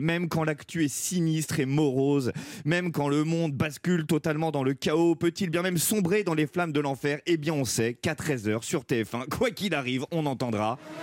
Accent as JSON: {"language": "French", "town": "Versailles", "region": "Île-de-France", "country": "France", "said": "je viens de Versailles"}